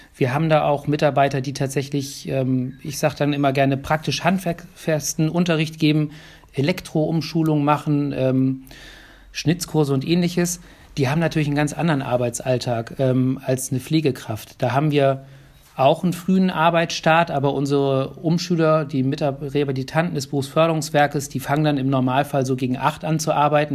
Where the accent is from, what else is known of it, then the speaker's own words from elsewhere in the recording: Hamburg, Germany; now in Bremen, Germany; ich bin gebürtiger Hamburger